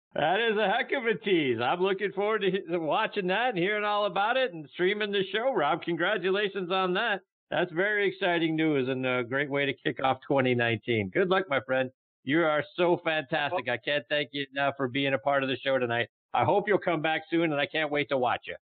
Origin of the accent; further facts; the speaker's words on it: Pittsburgh, Pennsylvania, United States; my hometown of Pittsburgh, Pennsylvania.